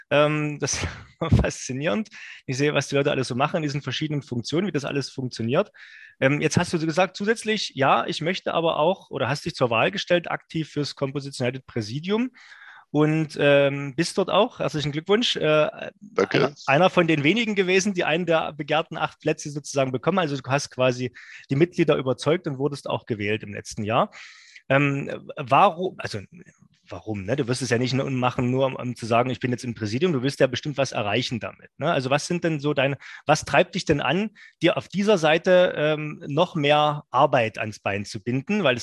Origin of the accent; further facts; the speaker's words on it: Saxony, Germany; als Sachse darf man das ja sagen